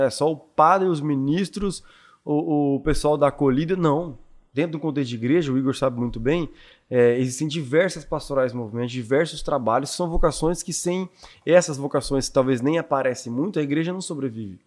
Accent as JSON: {"language": "Portuguese", "country": "Brazil", "tie": "born or raised there", "said": "eu fui criado no Jardim Iguaçu, que é ali, Jardim Iguaçu o pessoal não conhece muito, mas é perto de Inocop São eu Lucas"}